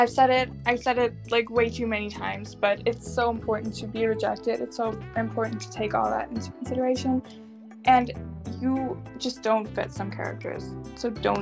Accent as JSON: {"language": "English", "country": "United States", "accent": "American", "said": "I have never experienced that myself because my American accent is n"}